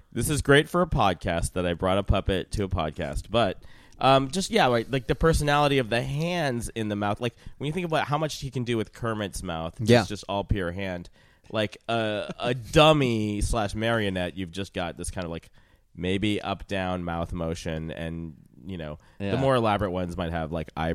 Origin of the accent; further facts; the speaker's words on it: Canada; So growing up in Canada, Muppets were on the air on just like children's television.